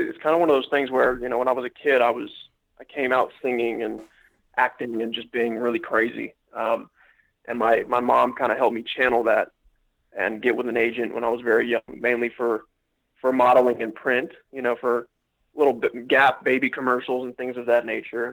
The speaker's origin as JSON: {"language": "English", "town": "Atlanta", "region": "Georgia", "country": "United States", "tie": "born or raised there", "also_born_or_lived": "Miami, Florida", "said": "I claim Atlanta, Georgia. I was born in Miami, but I lived mostly in Atlanta my entire life"}